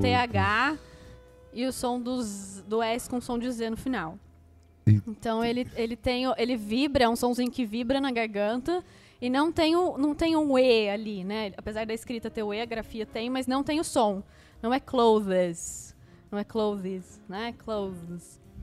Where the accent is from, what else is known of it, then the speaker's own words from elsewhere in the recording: Brazil; como brasileiro, a gente tende a acrescentar uma sílaba nas palavras em inglês